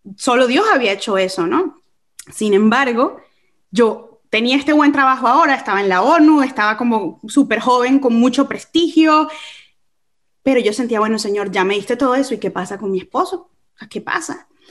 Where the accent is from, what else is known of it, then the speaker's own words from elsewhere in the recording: Caracas, Capital District, Venezuela; accent: caraqueño; moved away as an adult; also born or lived in England; yo nunca quiero perder mi caraqueño, yo soy de Caracas. Eh, yo nací, y crecí en Caracas